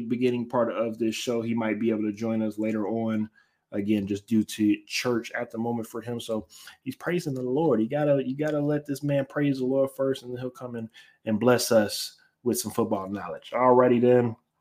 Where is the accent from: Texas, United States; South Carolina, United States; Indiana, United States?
Texas, United States; Houston; I'm from Houston